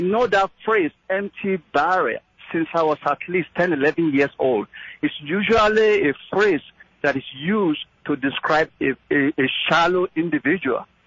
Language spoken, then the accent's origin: English; Nigeria; now in Yonkers, United States; I'm from Nigeria